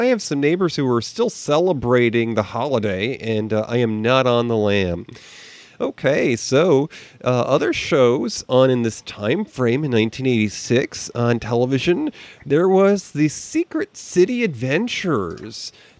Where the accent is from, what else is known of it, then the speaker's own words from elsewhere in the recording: Western New York, United States; I grew up in Western New York. We were close enough to Canada in those days that the laws weren't so strict.